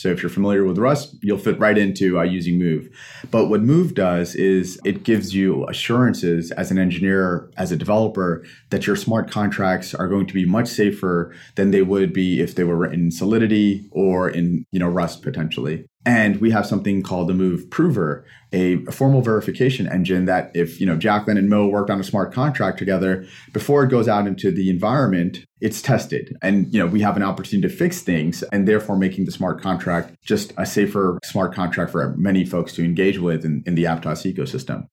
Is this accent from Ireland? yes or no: no; Pakistan; moved away; I'm a Pakistani immigrant